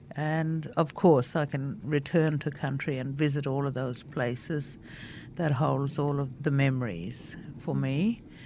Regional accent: Fitzroy Crossing, Western Australia, Australia; first language Bunuba; English is a second language; also born or lived in Leopold Downs Station; now in Sydney, Australia; being raised by my mother and grandmother out on Bunuba country, speaking Bunuba as my first language

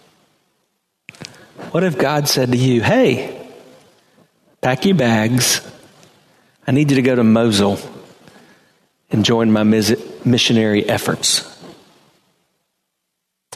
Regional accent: Hartsville, South Carolina, United States; now in Temple Terrace, United States; I was born in Hartsville, South Carolina

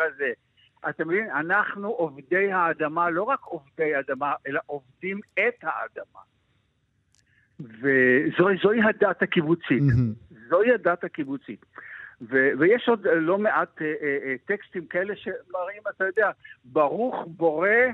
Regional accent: Ma'anit, Haifa District, Israel; אני גם כן בן קיבוץ, אני בן קיבוץ מענית

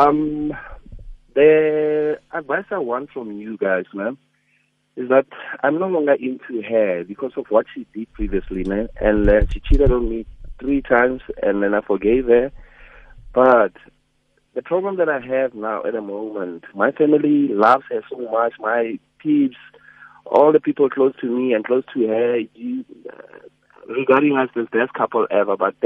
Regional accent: North West, South Africa; now in Gauteng, South Africa; I'm from the Northwest

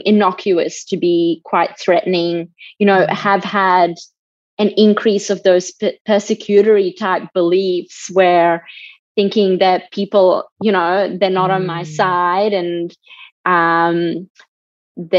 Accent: Bosnia & Herzegovina; moved away; I'm originally from Bosnia

